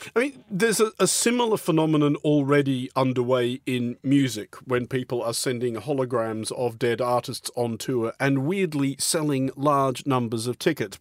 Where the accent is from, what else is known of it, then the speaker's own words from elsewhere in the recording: Australia; I'm Australian